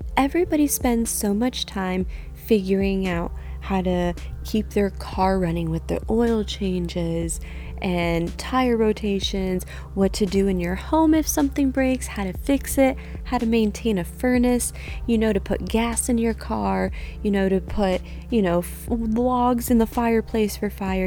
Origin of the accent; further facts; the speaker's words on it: Niles, Michigan, United States; now in Indiana, United States; My hometown of Niles, Michigan